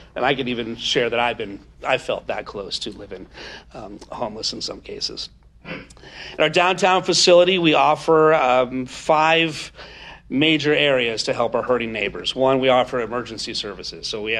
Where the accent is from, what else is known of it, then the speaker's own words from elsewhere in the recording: San Marcos, California, United States; now in Vista, United States; I was brought up here in San Marcos in North County